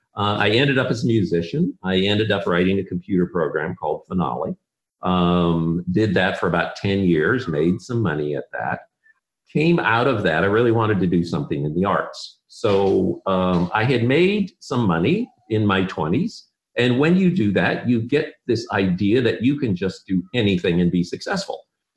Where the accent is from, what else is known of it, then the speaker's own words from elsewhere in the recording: Philippines; We grew up in the Philippines, so we were classic Trek people.